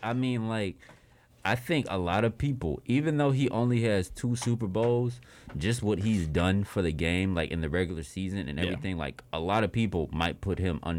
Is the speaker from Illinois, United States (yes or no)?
no; Atlanta, Georgia, United States; even though my family's from L.A., but I was born in Atlanta, so this is my city